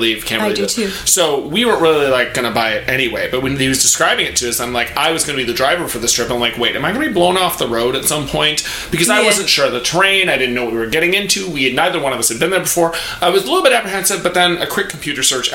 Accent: Wisconsin, United States; now in New York City, United States; I'm from Wisconsin

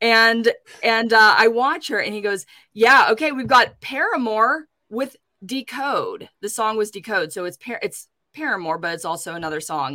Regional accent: Pittsburgh, Pennsylvania, United States; my hometown in Pittsburgh

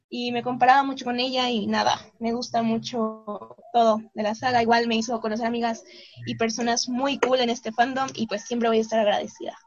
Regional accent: Mexico; soy mexicana, tengo 22 años

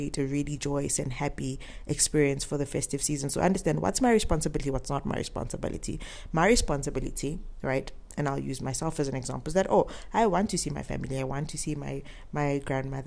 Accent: South Africa; I am South African

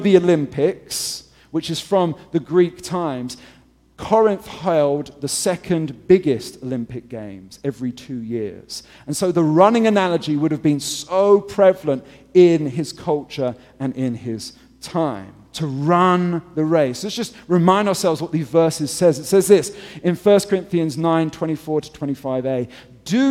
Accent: England, United Kingdom; moved away; I'm English

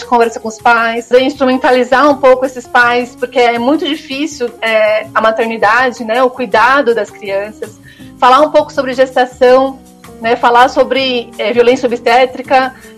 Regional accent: Guarulhos, São Paulo, Brazil; also born or lived in São Carlos; Sou guarulhense, né? Eu nasci e cresci aqui em Guarulhos

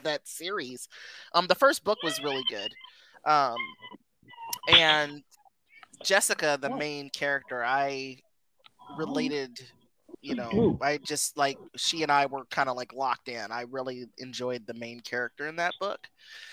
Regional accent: California, United States; I'm from California myself

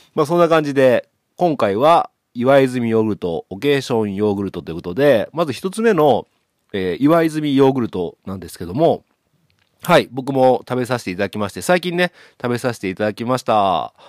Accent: Okayama, Japan; 僕の地元の岡山

